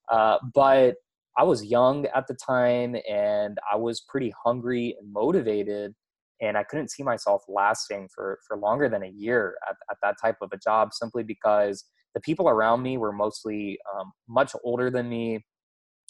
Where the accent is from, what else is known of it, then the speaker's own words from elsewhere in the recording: Houston, Texas, United States; I grew up in Houston, Texas